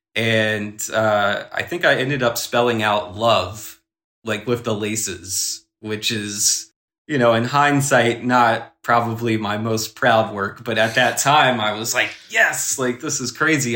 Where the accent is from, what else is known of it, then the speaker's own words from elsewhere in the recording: South Carolina, United States; moved away as an adult; now in New York, United States; growing up in South Carolina, the pace is way slower